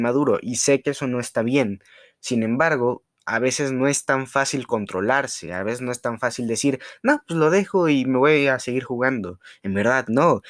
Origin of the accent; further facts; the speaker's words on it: Mexico; uno como mexicano